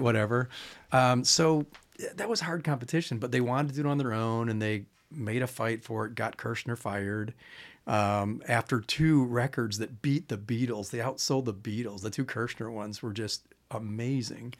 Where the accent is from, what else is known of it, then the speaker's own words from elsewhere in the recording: Chicago, Illinois, United States; I'm from Chicago